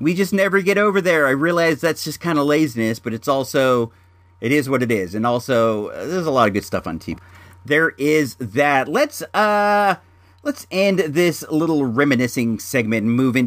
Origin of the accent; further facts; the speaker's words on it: Santa Rosa, California, United States; Growing up in Santa Rosa and Sonoma County